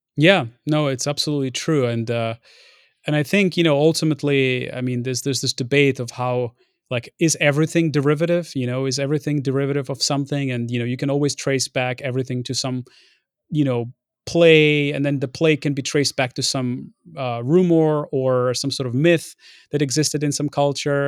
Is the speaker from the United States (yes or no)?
no; Ukraine; moved away; also born or lived in Lviv, Ukraine; I was born in Lviv, but we were living in, um, in, in a city next to Belarus back in the day